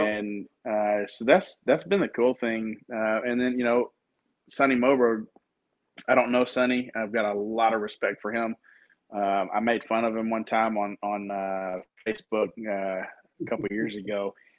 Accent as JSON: {"language": "English", "region": "Texas", "country": "United States", "tie": "born or raised there", "said": "I grew up in Texas"}